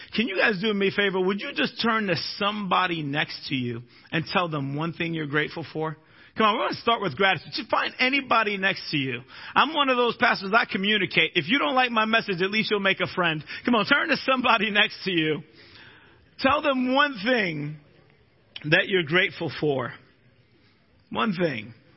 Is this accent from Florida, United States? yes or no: yes; Florida, United States; I'm a Floridian but I'm also a Minnesotan